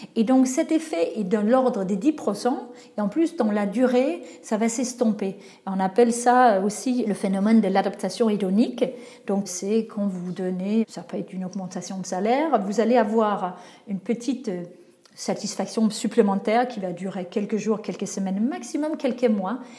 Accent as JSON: {"language": "French", "country": "Denmark", "moved": "yes", "said": "mon pays d'origine, donc le Danemark"}